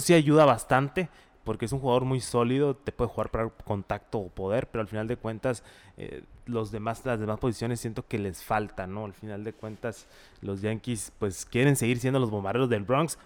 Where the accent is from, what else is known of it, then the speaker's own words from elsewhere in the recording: Mexico; como mexicanos